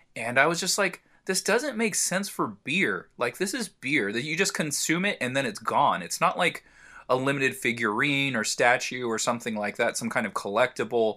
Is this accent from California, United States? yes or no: yes; San Diego, California, United States; I'm from San Diego